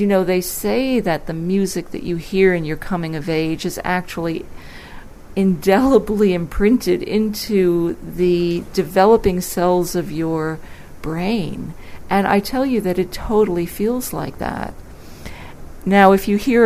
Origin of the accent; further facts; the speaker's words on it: Westchester County, New York, United States; now in Sydney, Australia; I grew up in Westchester County, New York, in the New York City area